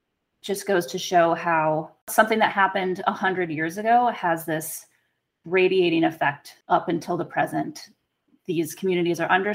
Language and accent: English; Lake Forest, Illinois, United States; I grew up in the North Shore, 30 miles north of Chicago, and it's a really white town.